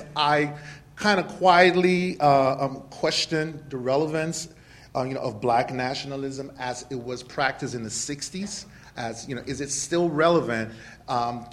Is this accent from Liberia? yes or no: yes; Liberia; also born or lived in Baton Rouge, Louisiana; now in United States; I'm originally from West Africa, Liberia